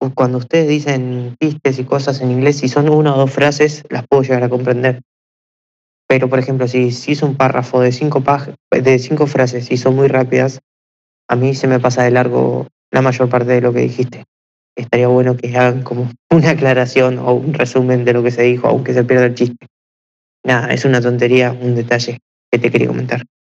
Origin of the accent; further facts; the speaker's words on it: Argentina; yo soy de Argentina